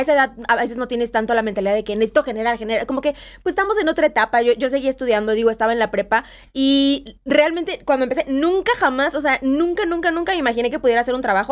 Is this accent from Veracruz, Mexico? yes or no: yes; Veracruz, Mexico; yo soy de Veracruz, orgullosamente jarocha.